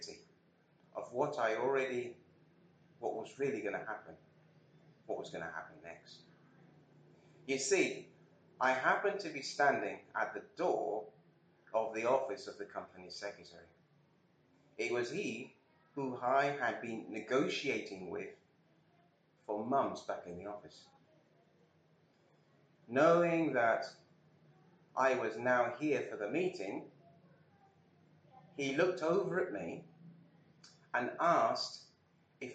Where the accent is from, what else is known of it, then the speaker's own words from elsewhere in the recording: Birmingham, West Midlands, United Kingdom; being a Brummie